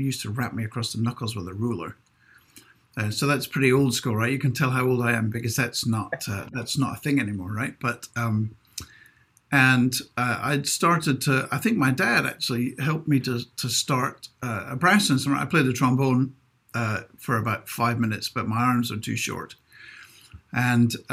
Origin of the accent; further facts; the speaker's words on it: Inverness, Scotland, United Kingdom; moved away; I'm from Inverness, so I would have gone to the North Scotland Divisional Music School